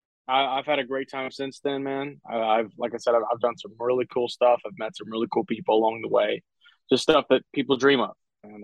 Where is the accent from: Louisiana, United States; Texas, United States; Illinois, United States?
Louisiana, United States; Lake Charles; It was here in Lake Charles, Louisiana, my hometown.